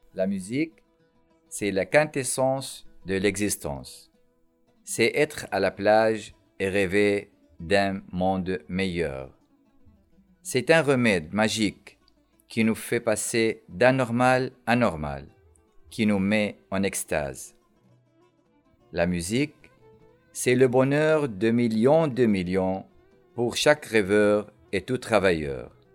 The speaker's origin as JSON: {"language": "French", "town": "Aleppo", "region": "Aleppo Governorate", "country": "Syria", "tie": "born or raised there", "moved": "yes", "said": "Alep, ma terre natale"}